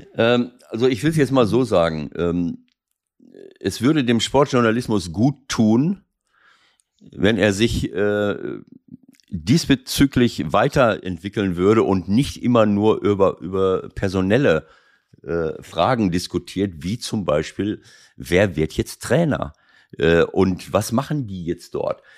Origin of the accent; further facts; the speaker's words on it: Schloss Holte-Stukenbrock, North Rhine-Westphalia, Germany; moved away; in meinem Heimatort Schloss Holte